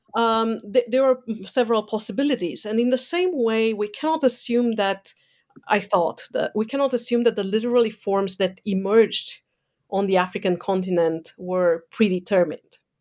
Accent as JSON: {"language": "English", "country": "Romania", "tie": "born or raised there", "moved": "yes", "said": "growing up in Eastern Europe, um, under a communist dictatorship, mm, so under Ceausescu's"}